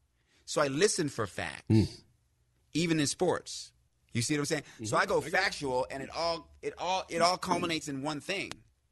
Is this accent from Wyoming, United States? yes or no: yes; Laramie, Wyoming, United States; also born or lived in Greenville, Mississippi / Casper, Wyoming / Fort Collins, Colorado / Washington, D.C.; Because I was abandoned as an infant in Greenville, Mississippi. I was adopted by a white woman from Wyoming. I was raised in Laramie, Wyoming, and Casper, Wyoming, and Fort Collins, Colorado.